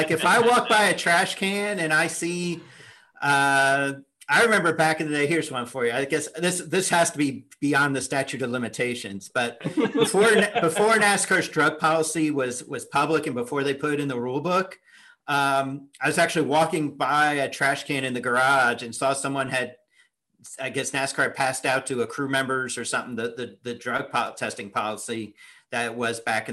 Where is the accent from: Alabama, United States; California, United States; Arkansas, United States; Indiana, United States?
Indiana, United States; Indianapolis; moved away; I grew up in Indianapolis, so I moved there when I was 10